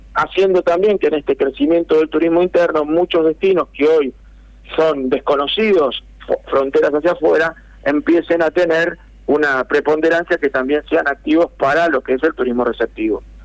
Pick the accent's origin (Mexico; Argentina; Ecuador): Argentina; Buenos Aires; moved away; also born or lived in interior of Argentina; Yo soy oriundo de Capital Federal